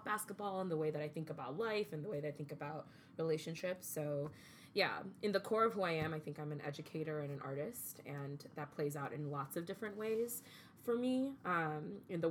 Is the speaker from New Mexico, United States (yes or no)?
no; Chicago, Illinois, United States; moved away; also born or lived in Kuwait; I was raised in Chicago in the 90s.